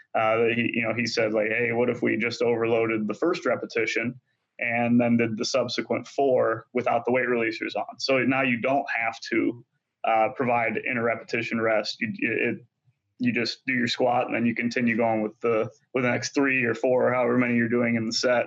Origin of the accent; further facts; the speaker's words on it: United States; a little small school in my hometown uh, that I'm very proud of called Augustana.